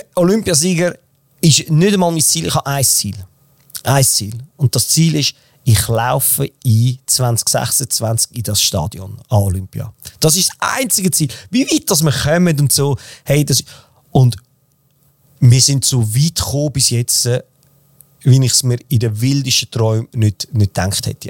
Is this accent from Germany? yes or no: no; Switzerland; wir sind beide Schweizer